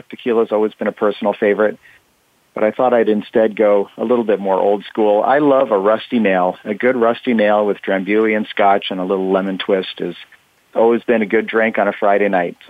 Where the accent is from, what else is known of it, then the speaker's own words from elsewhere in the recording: Vancouver, British Columbia, Canada; also born or lived in San Francisco Bay Area, California; now in Newport Beach, United States; I grew up in Vancouver, Canada, lived in the Bay Area for 18 years, and just last August, about a year ago now, I moved down to Newport Beach, California, which is in Orange County, just south of Los Angeles.